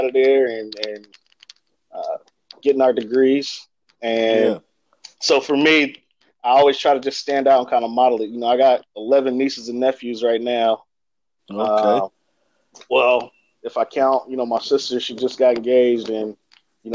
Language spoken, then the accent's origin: English; Bakersfield, California, United States; growing up in Bakersfield, for me, I mean, it's a melting pot